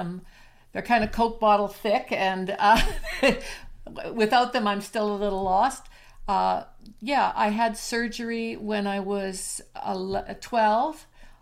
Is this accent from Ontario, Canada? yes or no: no; Alberta, Canada; I'm from Canada